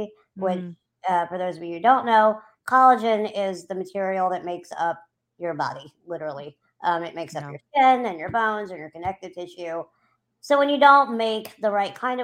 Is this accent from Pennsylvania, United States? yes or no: no; New Orleans, Louisiana, United States; I'm from New Orleans, Louisiana. I have lived here since I was 8 months old.